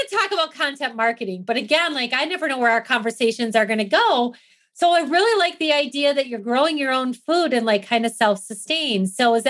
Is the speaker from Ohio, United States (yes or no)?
no; Wisconsin, United States; now in Arizona, United States; I grew up in Wisconsin. So if you know anything about the Midwest, we were all about farming, right?